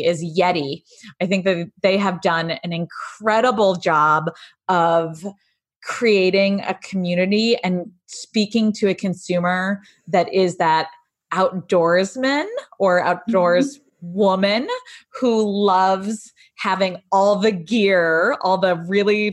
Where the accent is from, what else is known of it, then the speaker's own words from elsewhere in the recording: New England, United States; moved away; I grew up in New England and land of Dunkin' Donuts